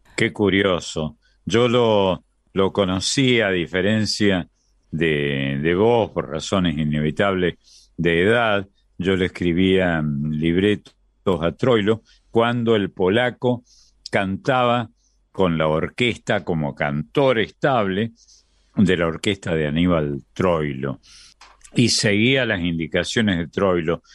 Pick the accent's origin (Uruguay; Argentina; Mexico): Argentina; nosotros somos del sur, somos de América del Sur, de la Argentina, el país del plata